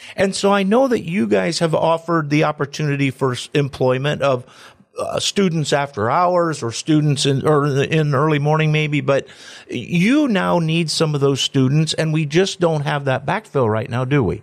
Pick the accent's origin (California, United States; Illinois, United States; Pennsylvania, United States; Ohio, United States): Ohio, United States; Antwerp; I'm from Antwerp